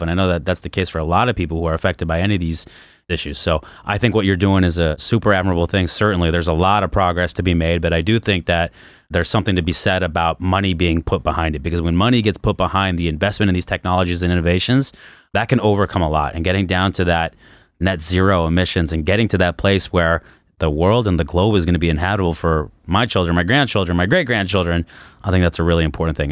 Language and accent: English; Los Angeles, California, United States; moved away; also born or lived in Arizona; I grew up in Los Angeles